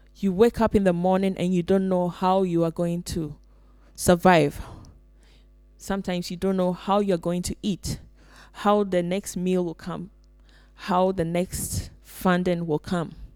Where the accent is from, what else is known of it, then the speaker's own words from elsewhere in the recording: Ghana; now in Finland; I come from Ghana